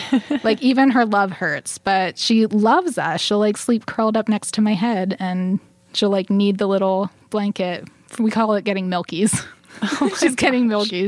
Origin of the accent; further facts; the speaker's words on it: northern Dauphin County, Pennsylvania, United States; I'm from northern Dauphin County, kind of in a more rural area, surrounded by lots of farmland.